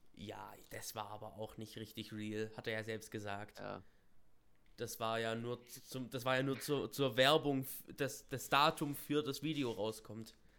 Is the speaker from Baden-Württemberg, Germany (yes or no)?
yes; Baden-Württemberg, Germany; in Esslingen, das ist bei uns in Baden-Württemberg hier